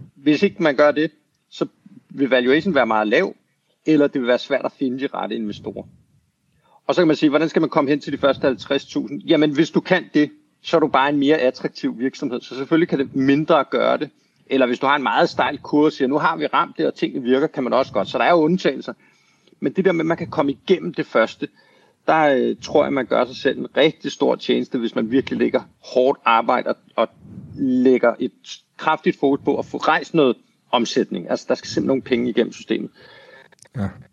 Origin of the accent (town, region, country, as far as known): Denmark; moved away as an adult; also born or lived in United States